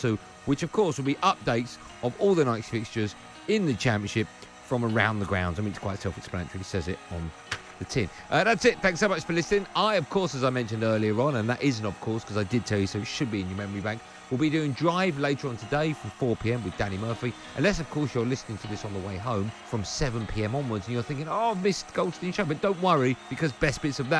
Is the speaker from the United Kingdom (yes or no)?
yes; Ilford, London, United Kingdom; as a teenager growing up in Ilford